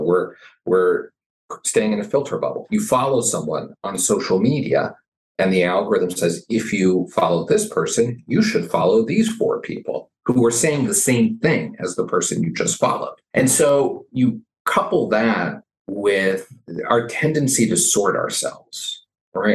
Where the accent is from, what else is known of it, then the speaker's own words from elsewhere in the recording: Southern Arizona, United States; moved away as an adult; now in Washington, D.C., United States; I grew up in Southern Arizona